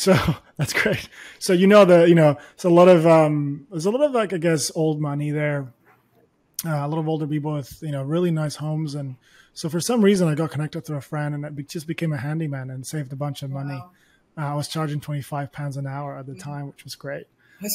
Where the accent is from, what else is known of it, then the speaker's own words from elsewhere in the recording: Spain; English is a second language; now in United Kingdom; When I moved to the UK, I barely spoke English. So the first few months were really difficult. And once I got acclimated, the good thing about going to Nottingham versus London is that there were no Spanish people.